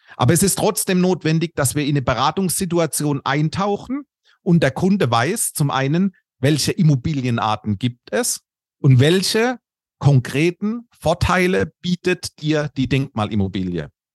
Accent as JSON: {"language": "German", "area": "Karlsruhe-Mannheim-Heidelberg region", "region": "Baden-Württemberg", "country": "Germany", "tie": "born or raised there", "accent": "Kurpfälzisch", "moved": "as an adult", "lives_now": "Munich, Germany", "said": "bin aber gebürtig aus der Region Karlsruhe-Mannheim-Heidelberg. Das dürfte man vermutlich auch in meinem Slang hören. Das etwas kurpfälzische drückt dadurch"}